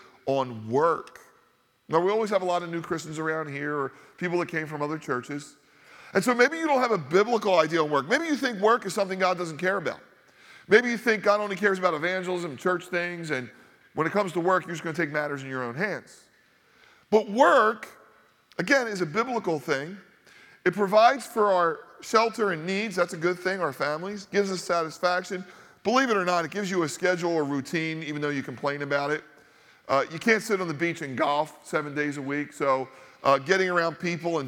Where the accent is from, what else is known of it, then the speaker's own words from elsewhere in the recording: Northeast, United States; growing up in the Northeast, a highly Catholic area